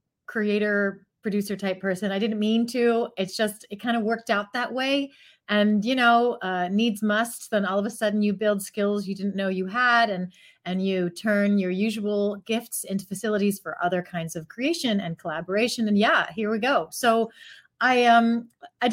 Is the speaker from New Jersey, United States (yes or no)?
no; north coast of Ohio, United States; moved away as an adult; also born or lived in San Francisco / Chicago / Pittsburgh; now in New York, United States; I went to high school and cut my teeth as a performer in the north coast of Ohio in between Cleveland and Toledo